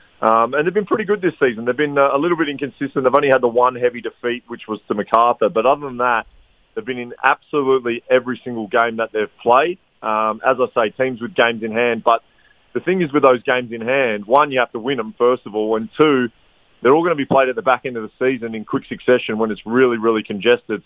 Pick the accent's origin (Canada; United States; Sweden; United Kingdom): United Kingdom; Blackburn, North West England; I'm from Blackburn